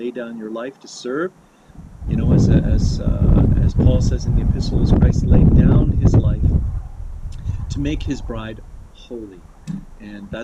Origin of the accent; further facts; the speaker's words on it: Kamloops, British Columbia, Canada; also born or lived in Vancouver Island; I grew up in British Columbia. I was born on the island of Vancouver Island and raised in Kamloops in the interior.